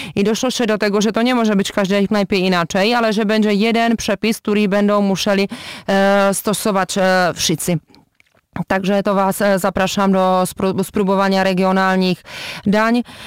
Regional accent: Czechia

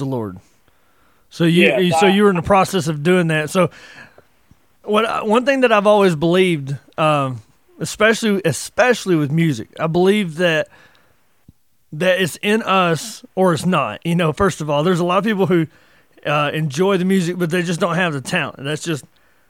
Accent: the South, Appalachia, United States; growing up in the South, growing up in the mountains, Appalachia, we were, you know, I grew up in the 80s

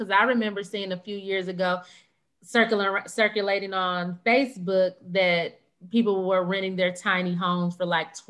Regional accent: Michigan, United States; moved away as an adult; now in Dallas, United States; because I come from Michigan, right? So even moving to Dallas was shocking to me, because before I moved here, I lived in a 2-bedroom apartment in a really nice area.

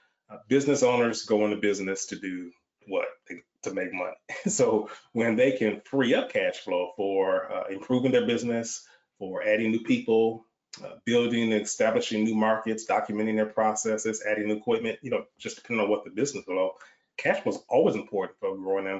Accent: Michigan, United States; moved away as an adult; now in Texas, United States; I'm born and raised in the Michigan area, but relocated to Texas almost 30 years ago.

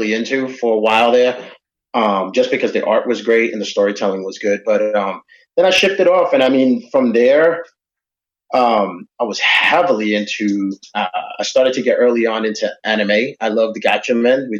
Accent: New York, United States; moved away; Back in New York, I was born and raised in New York

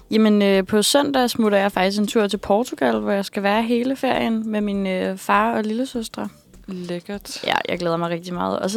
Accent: Copenhagen, Capital Region of Denmark, Denmark; born there; jeg er født i København på Rigshospitalet

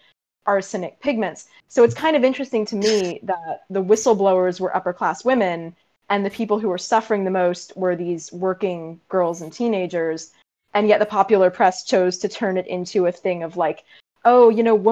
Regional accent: Boston, Massachusetts, United States; right here in my hometown

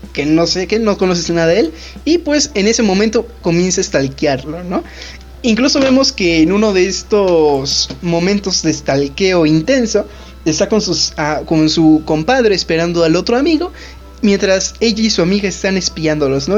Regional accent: Mexico; nosotros somos de México

